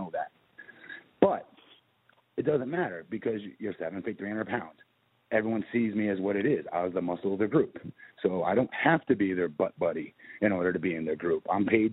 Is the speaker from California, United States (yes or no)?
no; Orlando, Florida, United States; I'm from Orlando